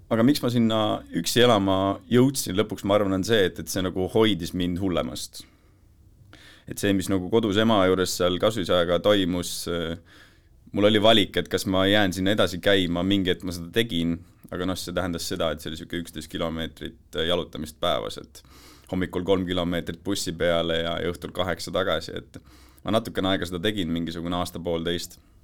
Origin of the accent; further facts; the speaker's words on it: near Tartu, Tartu County, Estonia; elasime, elasime Tartu külje all